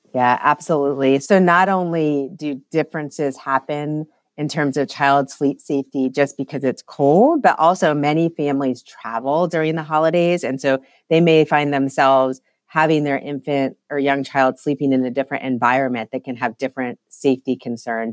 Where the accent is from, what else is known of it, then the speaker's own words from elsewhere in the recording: Ohio, United States; moved away as an adult; also born or lived in Denver, Colorado; now in North Carolina, United States; I grew up in Ohio, but actually lived the last nine years in Colorado and Denver